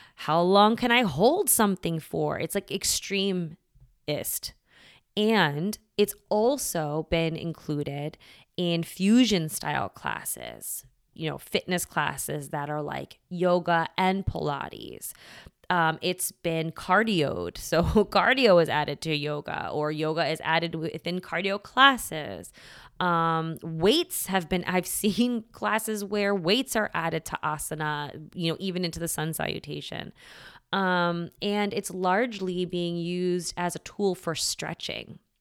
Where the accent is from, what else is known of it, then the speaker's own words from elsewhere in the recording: United States; I was raised here in America, um, Catholic